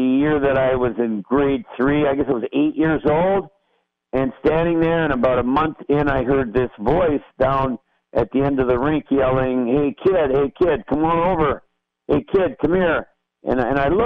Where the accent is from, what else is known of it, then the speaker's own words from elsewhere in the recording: Saskatchewan, Canada; moved away; also born or lived in Moose Jaw, Saskatchewan; I grew up in Saskatchewan, which is north of Montana, and it's very cold and flat